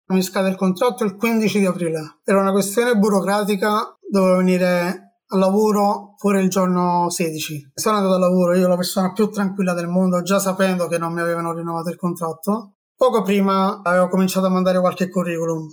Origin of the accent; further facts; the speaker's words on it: Naples, Campania, Italy; moved away as an adult; now in Milan, Italy; tornare a Napoli, per tornare a casa dei miei amici, della mia famiglia, nella mia terra